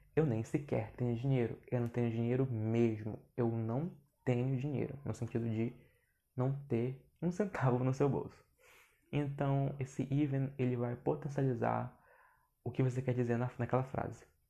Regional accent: Brazil; accent: Brazilian accent in English; eu tenho sotaque brasileiro no inglês

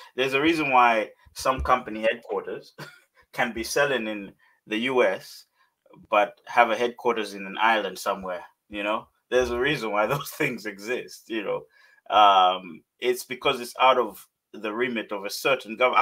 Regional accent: Malawi; Growing up in Malawi

